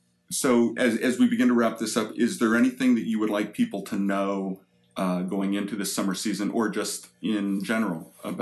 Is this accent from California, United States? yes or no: yes; Ventura County, California, United States; I'm from Ventura County